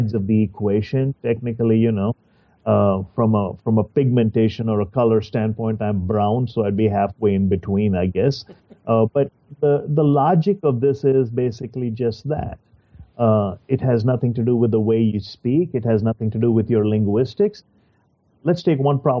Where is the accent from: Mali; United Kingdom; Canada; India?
India; moved away as an adult; now in United States; I also grew up in the same country you're talking about, and I also speak, I still have an accent